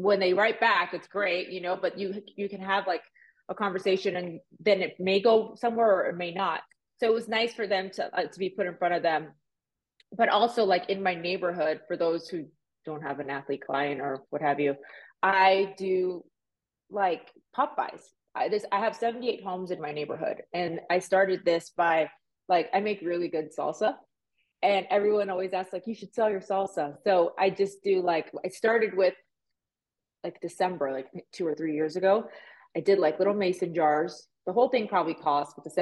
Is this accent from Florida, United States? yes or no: yes; Miami, Florida, United States; also born or lived in Puerto Rico; now in Las Vegas, United States; I was raised in Miami